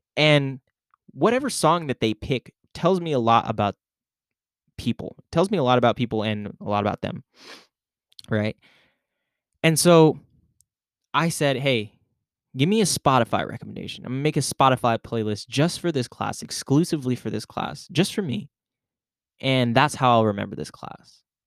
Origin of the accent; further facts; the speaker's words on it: Philippines; I'm Filipino